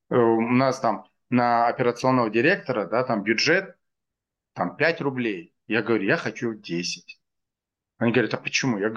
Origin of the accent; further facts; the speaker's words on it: Dushanbe, Tajikistan; also born or lived in Stockholm; now in Moscow, Russia; Я вырос в Академгородке.